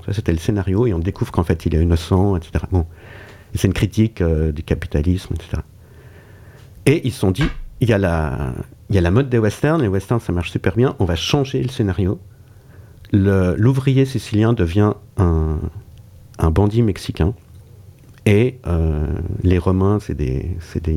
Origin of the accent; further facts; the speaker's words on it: Switzerland; je suis suisse